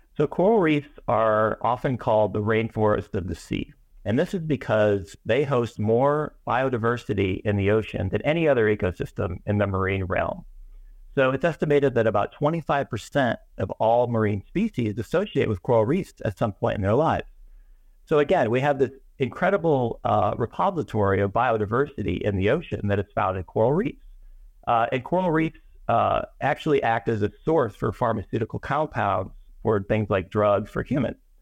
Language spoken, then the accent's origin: English; Chicago, Illinois, United States; moved away; also born or lived in Miami; when I was a kid, I grew up in Chicago, Illinois